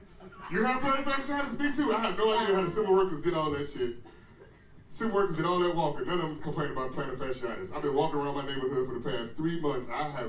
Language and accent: English; United States; now in Washington, D.C., United States; I'm American. All day, and a D.C. citizen.